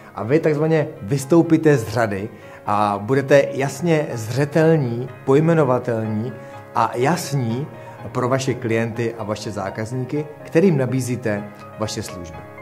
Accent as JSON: {"language": "Czech", "country": "Czechia"}